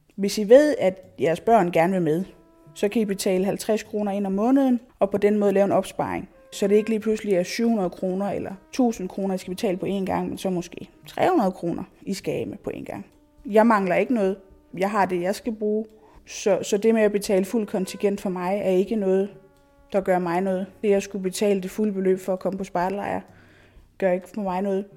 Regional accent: Nakskov, Zealand, Denmark; also born or lived in Odense; jeg er jo født og opvokset hernede. Født i Nakskov og har boet i lokalområdet altid

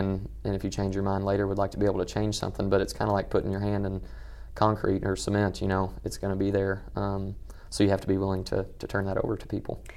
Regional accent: Western Kentucky, United States; growing up in Western Kentucky

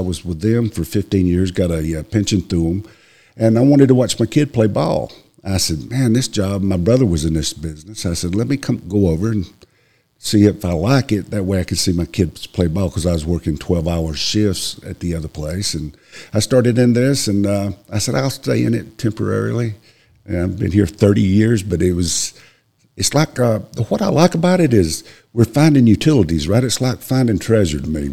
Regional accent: Greenville, South Carolina, United States; I've been here since I was born in 1960 in Greenville

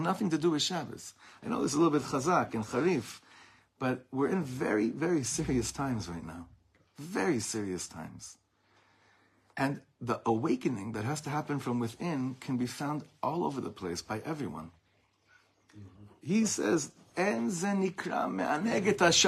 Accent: Beverly Hills, California, United States; I grew up in Beverly Hills

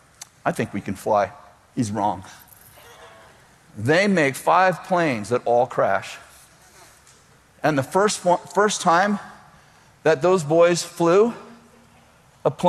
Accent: Weaverville, United States; I'm from Weaverville

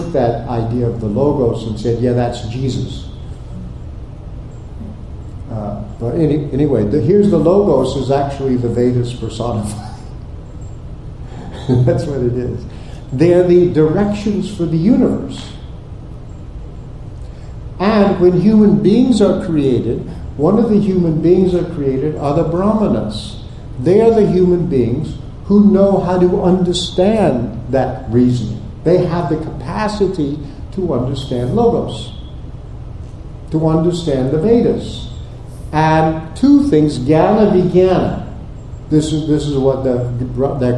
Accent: Texas, United States; also born or lived in Oklahoma; I grew up in Texas and Oklahoma

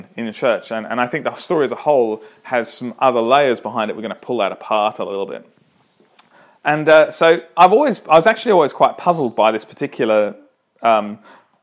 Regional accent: Toowoomba, Queensland, Australia; I grew up in Toowoomba

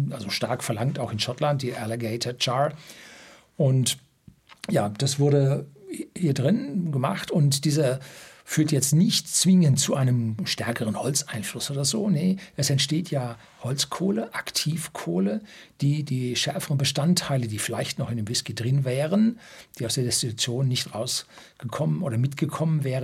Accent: North Rhine-Westphalia, Germany; Also ich kenne Kohle, ich bin im Ruhrgebiet aufgewachsen

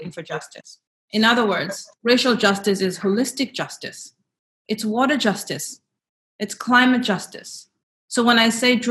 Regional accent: South Africa; As a South African who lived through the era of the Truth and Reconciliation Commission

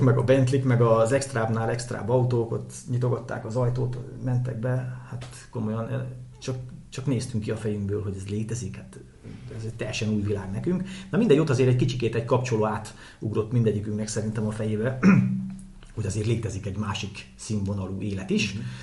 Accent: Hajmáskér, Veszprém County, Hungary; Én hajmáskéren nőttem föl egy faluba tyúkok, kacsák, disznók, tehenek, lovak

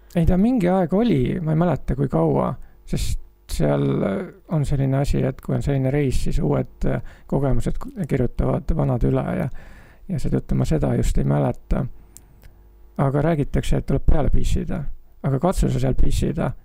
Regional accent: Estonia; ma olen tulnud jahedast Eestist

